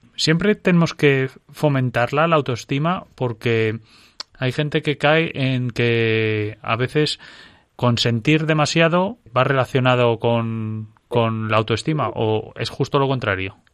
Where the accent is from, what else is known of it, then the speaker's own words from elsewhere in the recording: Madrid, Community of Madrid, Spain; que habla de Madrid, que es mi pueblo y el suyo